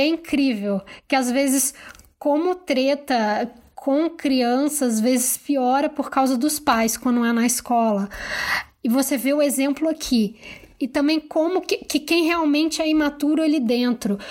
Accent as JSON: {"language": "Portuguese", "region": "Rio de Janeiro", "country": "Brazil", "said": "eu sou carioca"}